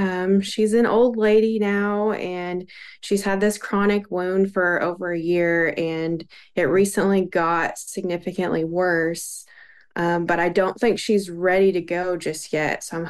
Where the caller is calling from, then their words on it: Fort Smith, Arkansas, United States; I'm calling from Fort Smith, Arkansas.